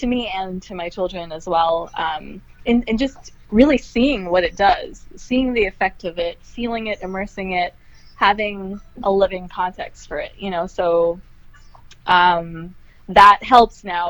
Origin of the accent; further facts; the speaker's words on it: Trinidad & Tobago; now in New York, United States; in Trinidad as a little girl